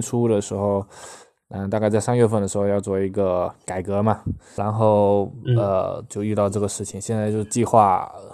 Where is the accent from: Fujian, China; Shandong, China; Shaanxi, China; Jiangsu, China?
Fujian, China; 到了我们福建这边，都要到年三十了吧